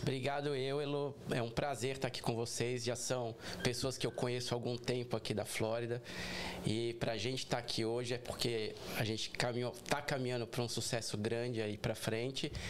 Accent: São Paulo, Brazil; moved away as an adult; also born or lived in Boston; now in Orlando, United States; eu sou de São Paulo capital

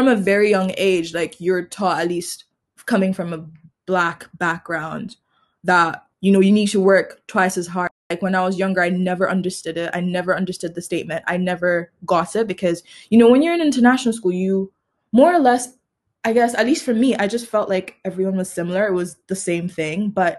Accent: Tanzania; I'm from Tanzania and I also go to the University of Edinburgh.

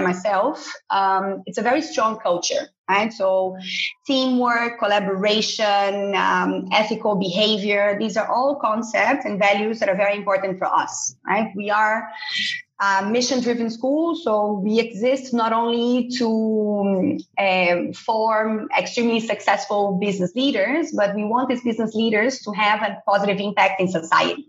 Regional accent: Brazil; moved away as an adult; also born or lived in São Paulo, Brazil; now in Barcelona, Spain; I'm originally from Brazil, so I was based in the São Paulo campus

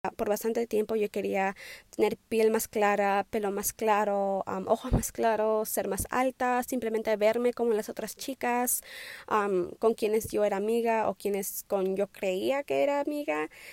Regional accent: Wisconsin, United States; born or raised there; also born or lived in Tumbes, Peru

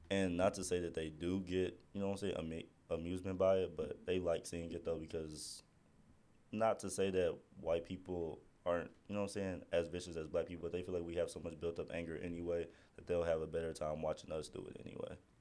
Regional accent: Midwest, United States; me and Tadashi was raised on two different sides of the U.S. I'm from the Midwest

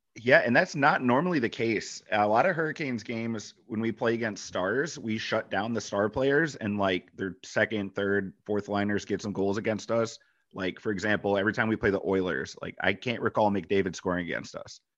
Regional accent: Michigan, United States; moved away; Being from Michigan

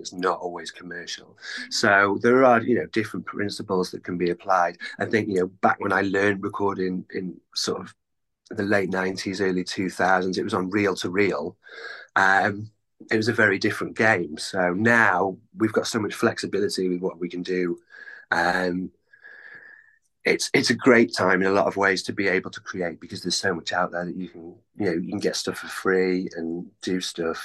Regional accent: North Wales, United Kingdom; moved away as an adult; now in Cardiff, United Kingdom; I grew up in North Wales, which is it's about 200 miles drive

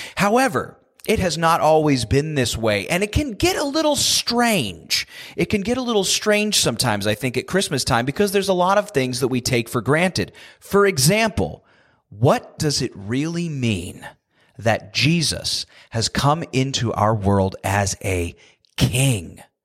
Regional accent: United States; born and raised in the United States like I have

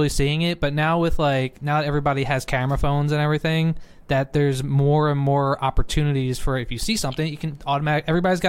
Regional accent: Philadelphia, Pennsylvania, United States; moved away; I'm from Philadelphia

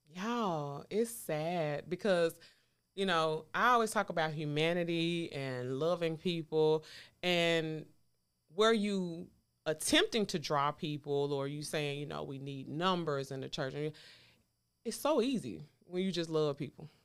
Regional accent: the South, United States; I'm from the South

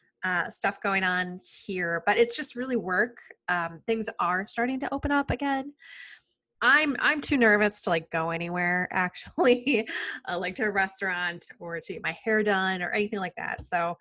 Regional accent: Wisconsin, United States; also born or lived in Minneapolis; Well, I'm from Wisconsin, born and raised. And I used to live in Minneapolis for a number of years when I went to school up there. And it's a different type of accent.

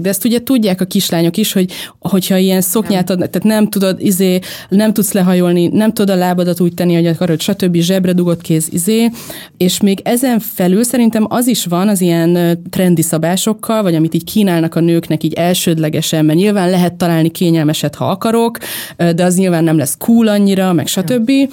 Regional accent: Veszprém, Veszprém County, Hungary; moved away; egy Veszprémben nőttem fel

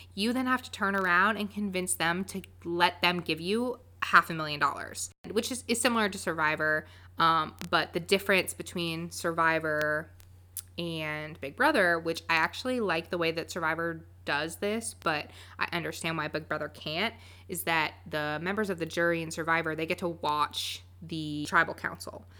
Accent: Winston-Salem, North Carolina, United States; I'm from Winston-Salem, North Carolina

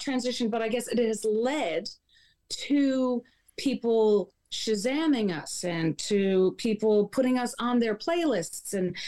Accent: Wabush, Newfoundland and Labrador, Canada; and I am from Wabush, Labrador.

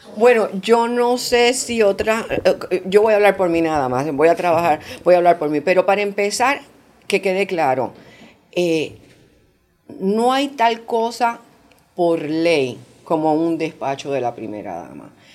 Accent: Puerto Rico; now in Panama; yo soy de Puerto Rico

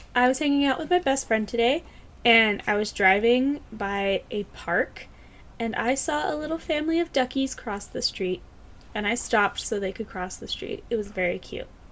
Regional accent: Tennessee, United States; I'm actually from Tennessee

